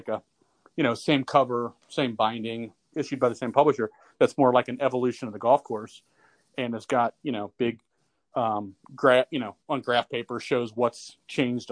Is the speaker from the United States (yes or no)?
yes; Cincinnati, Ohio, United States; I grew up in Cincinnati, Ohio